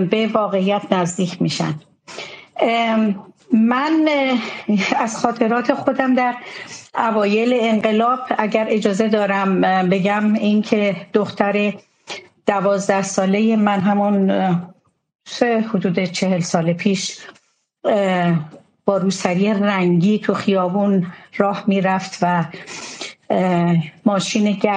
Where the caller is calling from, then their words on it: Germany; از آلمان هستم